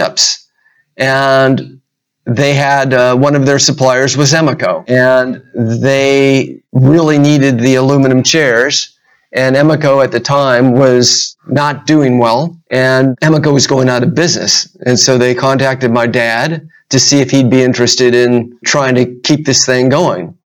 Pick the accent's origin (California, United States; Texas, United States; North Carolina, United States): California, United States; Huntington Beach; I grew up in Huntington Beach